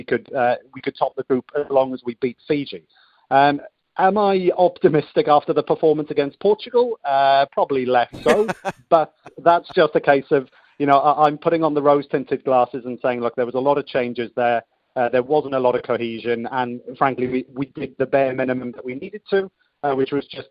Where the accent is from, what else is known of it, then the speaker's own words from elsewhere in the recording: Wales, United Kingdom; Being a Welshman